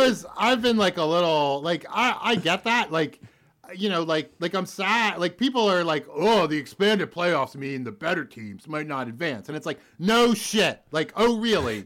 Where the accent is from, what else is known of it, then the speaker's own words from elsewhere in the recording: Philadelphia, Pennsylvania, United States; I grew up near the Northeast Philadelphia airport